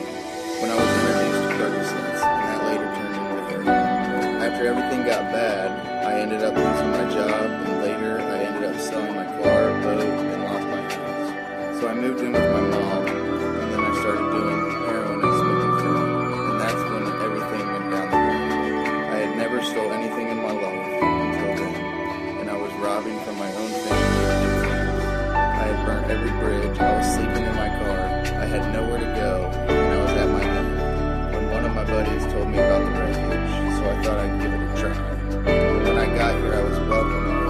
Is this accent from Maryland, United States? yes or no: no; Columbus, Ohio, United States; I was born and raised in Columbus, Ohio